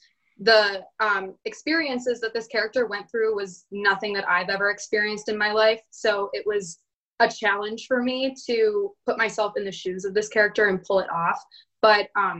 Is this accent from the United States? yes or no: yes; Rockton, Illinois, United States; also born or lived in Rockford, Illinois; I was born in Rockford, and then I actually went to high school in Rockton, Illinois.